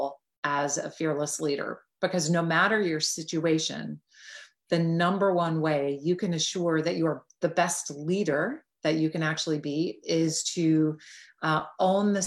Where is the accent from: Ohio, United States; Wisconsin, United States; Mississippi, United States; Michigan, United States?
Wisconsin, United States; Green Bay; moved away; I grew up just outside of Green Bay, Wisconsin.